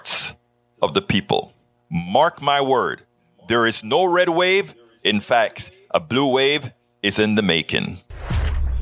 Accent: Panama; moved away; I'm from Panama, who you guys like to call the Banana Republic, the third world

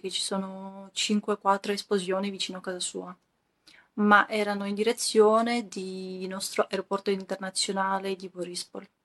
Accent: Ukraine; Italian is a second language; Sono ucraina. Abito in centro di Kiev.

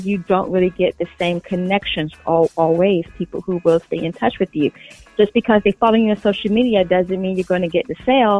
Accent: Chesapeake, Virginia, United States; moved away as an adult; also born or lived in Norfolk, Virginia; now in Washington, D.C., United States; I am originally from Chesapeake, Virginia, the Tidewater area.

